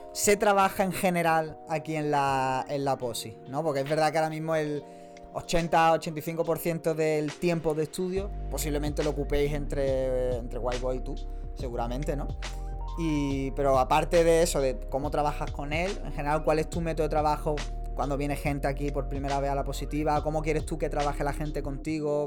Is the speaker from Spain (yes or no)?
yes; Málaga, Andalusia, Spain; somos de Málaga